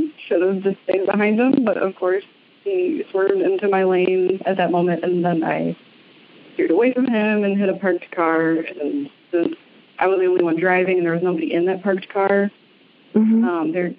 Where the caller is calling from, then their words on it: Racine, Wisconsin, United States; I'm calling from Racine, Wisconsin.